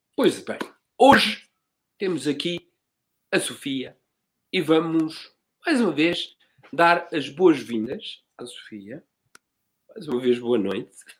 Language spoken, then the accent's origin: Portuguese; Margem Sul, Setúbal, Portugal; also born or lived in Cape Verde; eu que sou daqui da Margem Sul